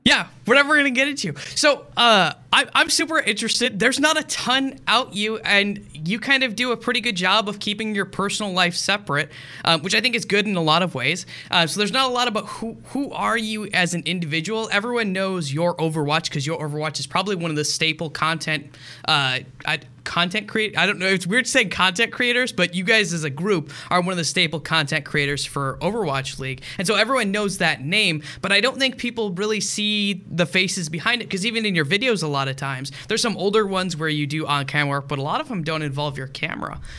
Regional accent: Michigan, United States; I grew up in Michigan, uh, which is very close to the Green Bay Packers

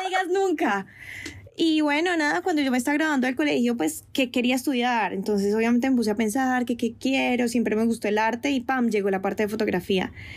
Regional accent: Colombia; moved away as an adult; also born or lived in France; now in Spain; yo me devolvía para Colombia a ver a mi familia

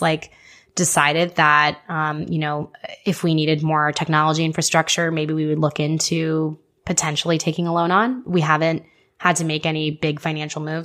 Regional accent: Houston, Texas, United States; moved away as an adult; also born or lived in Nebraska; I was born and raised in Houston, born and raised in Houston, eighteen years

